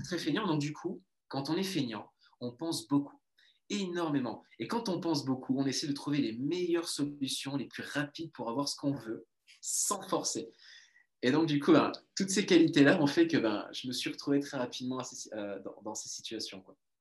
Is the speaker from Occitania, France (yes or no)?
yes; Toulouse, Occitania, France; d'où je viens de Toulouse, sud de la France, donc on vient du même endroit